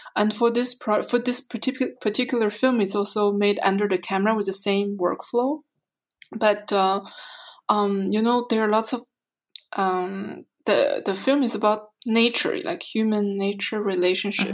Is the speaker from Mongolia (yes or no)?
yes; Mongolia; also born or lived in Montreal, Canada; now in Berlin, Germany; I'm a Canadian artist from Montreal, um, originally from Mongolia.